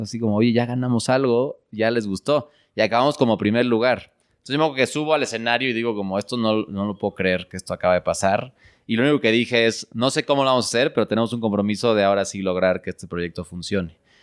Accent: Mexico City, Mexico; yo, yo crecí en, en la Ciudad de México

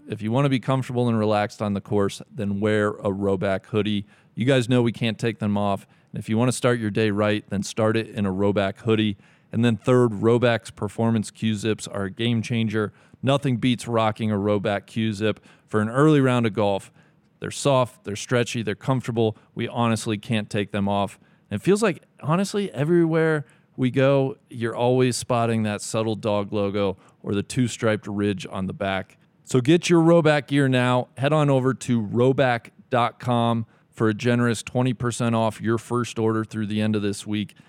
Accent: Cincinnati, Ohio, United States; live in my hometown, Cincinnati, Ohio

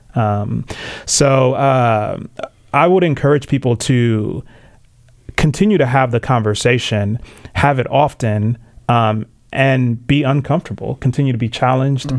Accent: Tanzania; now in United States; I was born in Tanzania. Um, both my parents are, are Tanzanian. Um, came here to the states

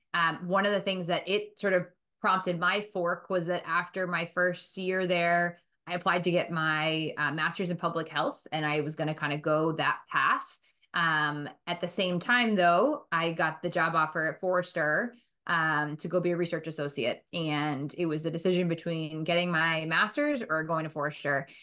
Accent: Boston, Massachusetts, United States; also born or lived in Milton / Chestnut Hill / West Roxbury; I grew up, um, in Boston, right outside of Boston

